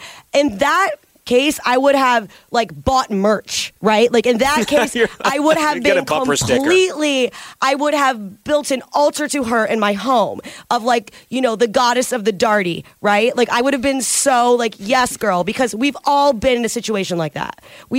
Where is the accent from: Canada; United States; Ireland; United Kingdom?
United States; Detroit, Michigan; I grew up in the Detroit area